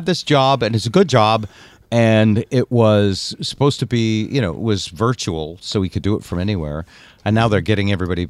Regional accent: New England, United States; I always liked him because I came from New England, but I certainly rooted for the Seahawks anytime they were against each other.

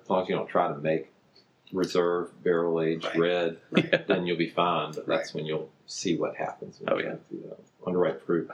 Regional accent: Jarvisburg, North Carolina, United States; I'm from Jarvisburg. I was uh, born and raised here

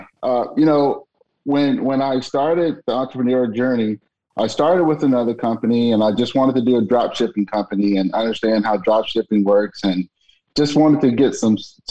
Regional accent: Alabama, United States; moved away; I'm originally from Alabama

